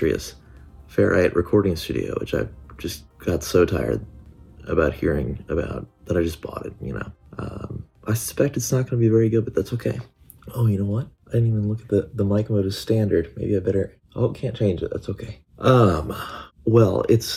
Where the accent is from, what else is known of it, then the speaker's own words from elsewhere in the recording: Midwestern US, United States; Where I grew up in the Midwestern US